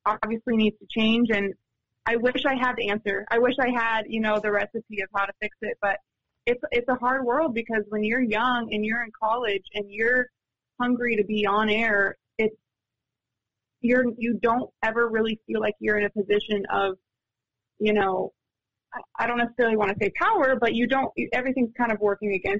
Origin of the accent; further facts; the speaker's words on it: San Diego, California, United States; moved away; I'm from San Diego